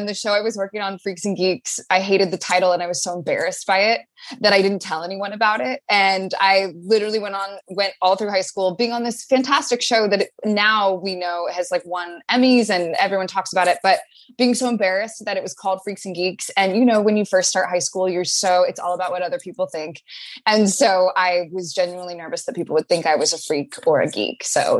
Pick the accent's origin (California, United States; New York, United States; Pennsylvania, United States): California, United States; Long Beach; also born or lived in Los Alamitos; No, I grew up in Long Beach and went to school in Los Alamitos.